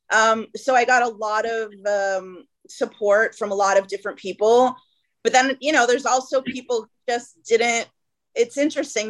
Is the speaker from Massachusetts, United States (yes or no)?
yes; Boston, Massachusetts, United States; moved away as an adult; also born or lived in Ithaca, New York / Jerusalem, Israel; now in Los Angeles, United States; I grew up in Boston, Massachusetts, and uh, outside of Boston